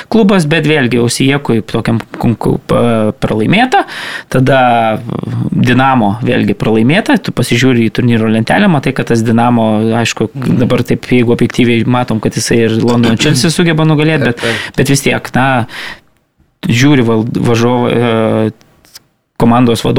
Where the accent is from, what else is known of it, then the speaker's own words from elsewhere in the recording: Lithuania; mes lietuviai